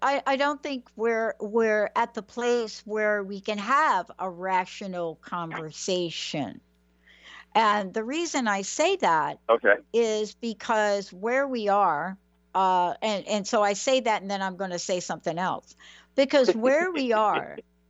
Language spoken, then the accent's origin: English; New York City, New York, United States; I'm a kid from New York.